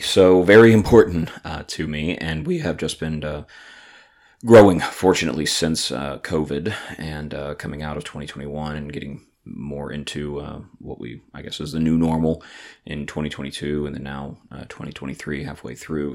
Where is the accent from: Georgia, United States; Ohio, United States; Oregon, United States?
Georgia, United States; Atlanta; I'm from Atlanta